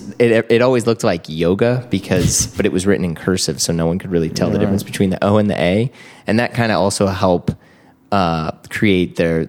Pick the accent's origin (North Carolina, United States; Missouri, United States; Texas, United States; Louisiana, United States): Missouri, United States; St. Louis; I grew up in St. Louis, Missouri.